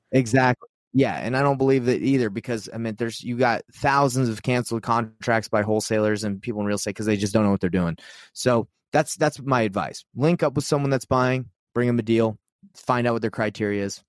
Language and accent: English; Utah, United States; I'm from Utah